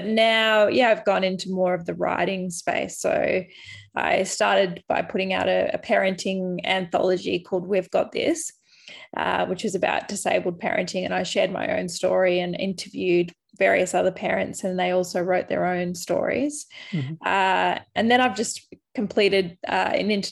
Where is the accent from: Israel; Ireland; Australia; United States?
Australia; Albury, New South Wales; moved away as an adult; now in regional Victoria, Australia; my hometown of Albury Wodonga